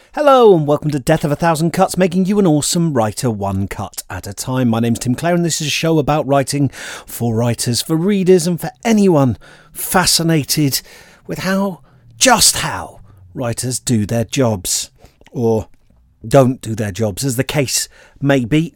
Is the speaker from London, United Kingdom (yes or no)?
no; Bristol, South West England, United Kingdom; I grew up in Bristol, so like loads of Bristol City fans